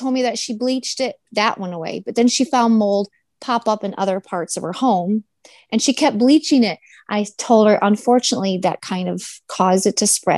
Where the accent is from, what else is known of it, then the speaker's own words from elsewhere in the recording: Michigan, United States; moved away; I'm originally from Michigan